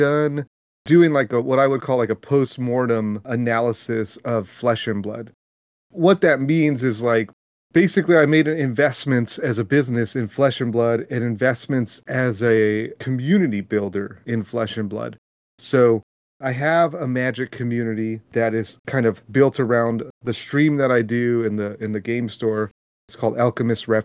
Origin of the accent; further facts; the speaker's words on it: California, United States; I grew up in California, so one of the big things growing up was going to Disneyland.